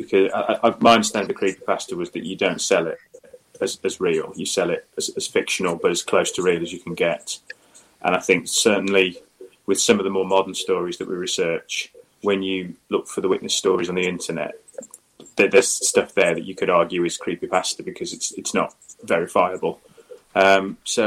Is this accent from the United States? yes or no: no; Midlands, United Kingdom; now in Devon, United Kingdom; I'm originally from the Midlands, slap bang in the middle of the UK